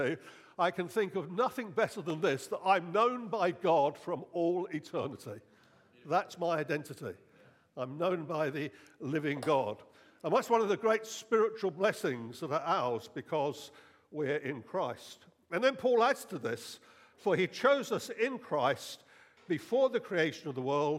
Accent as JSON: {"language": "English", "country": "United Kingdom", "said": "I'm British. I'm a British citizen."}